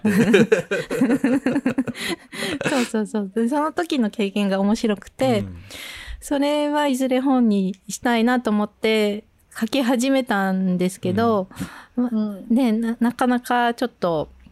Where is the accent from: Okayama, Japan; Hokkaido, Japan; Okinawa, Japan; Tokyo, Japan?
Tokyo, Japan; moved away as an adult; also born or lived in France / Bordeaux, France; でずっと東京で育ってたんで